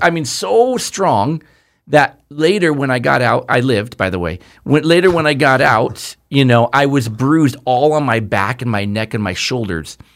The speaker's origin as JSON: {"language": "English", "region": "Southern California", "country": "United States", "tie": "born or raised there", "said": "we grew up here in Southern California."}